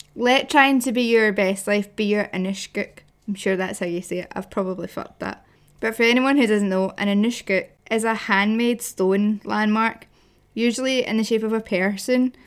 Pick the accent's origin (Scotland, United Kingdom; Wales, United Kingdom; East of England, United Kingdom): Scotland, United Kingdom; Glasgow; I'm a bird from Glasgow